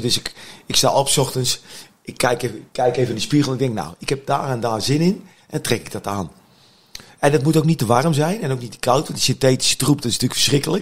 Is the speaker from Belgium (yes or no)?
no; Utrecht, Netherlands; als Utrechter